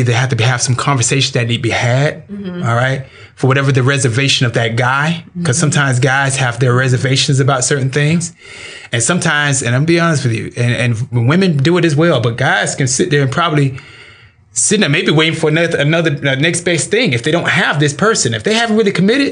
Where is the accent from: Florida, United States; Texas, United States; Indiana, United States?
Florida, United States; I'm from Florida